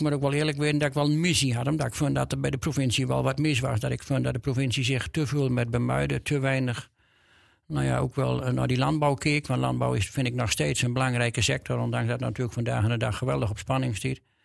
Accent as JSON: {"language": "Dutch", "region": "Drenthe", "country": "Netherlands", "accent": "Drents"}